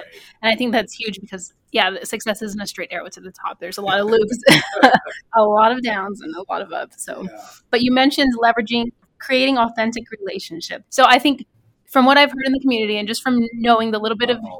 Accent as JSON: {"language": "English", "region": "Texas", "country": "United States", "moved": "yes", "lives_now": "Helena, United States", "said": "I'm from Texas"}